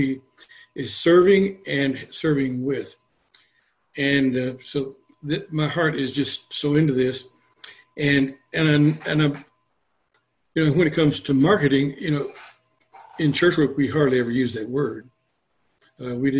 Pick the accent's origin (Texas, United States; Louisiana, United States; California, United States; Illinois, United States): Texas, United States; San Antonio; I grew up in San Antonio